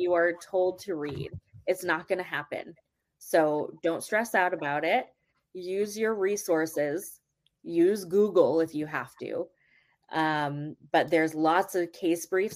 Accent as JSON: {"language": "English", "country": "Canada", "also_born_or_lived": "Vancouver, British Columbia", "moved": "yes", "said": "I'm Canadian"}